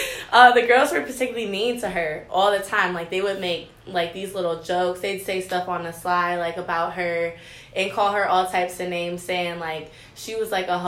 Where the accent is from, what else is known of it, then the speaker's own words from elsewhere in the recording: Cleveland, Ohio, United States; Yeah, from Cleveland.